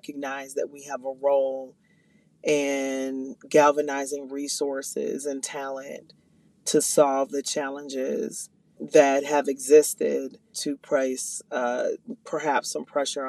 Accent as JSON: {"language": "English", "town": "Minneapolis", "region": "Minnesota", "country": "United States", "said": "I am from the North Minneapolis community."}